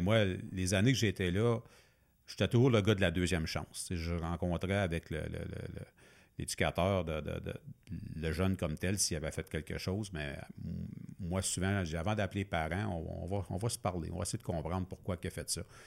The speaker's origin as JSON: {"language": "French", "town": "Masson-Angers", "region": "Quebec", "country": "Canada", "tie": "born or raised there", "said": "sortir de mon patelin de, hein. maçon"}